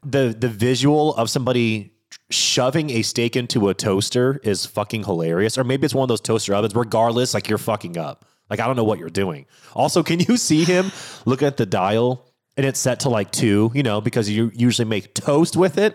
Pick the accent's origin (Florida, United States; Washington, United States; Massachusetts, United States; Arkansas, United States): Washington, United States; I'm born and raised in Washington State